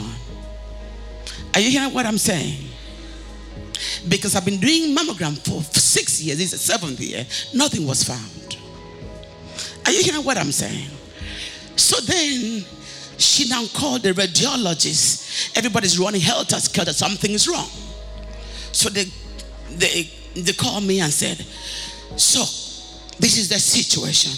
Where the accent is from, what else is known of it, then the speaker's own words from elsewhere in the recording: Akwa Ibom, Nigeria; moved away as an adult; now in United States; I come from Aquaibom